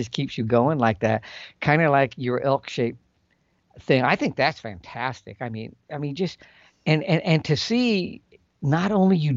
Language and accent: English; Calaveras County, California, United States; I grew up, that's where I'm from. I'm from Calaveras County